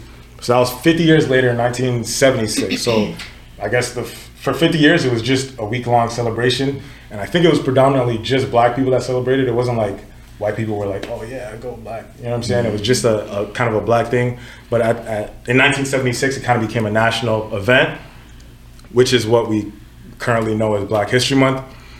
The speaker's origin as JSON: {"language": "English", "town": "Katy", "region": "Texas", "country": "United States", "tie": "born or raised there", "also_born_or_lived": "Nigeria / New Orleans, Louisiana", "moved": "as an adult", "lives_now": "Ottawa, Canada", "said": "Anyways, I grew up in Texas. Yeah, so I was in New Orleans. Katrina hit, moved to Katy, Texas, and I was there until I came to Ottawa."}